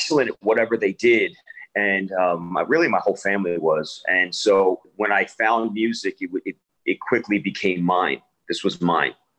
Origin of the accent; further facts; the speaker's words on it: Narberth, Pennsylvania, United States; also born or lived in Washington, D.C.; I was born actually in Washington, and then, you know, my family, we moved to Philadelphia